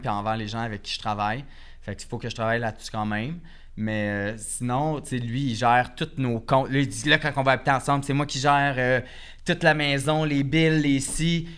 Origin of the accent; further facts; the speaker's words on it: Repentigny, Quebec, Canada; now in Montreal, Canada; Je viens de Repentigny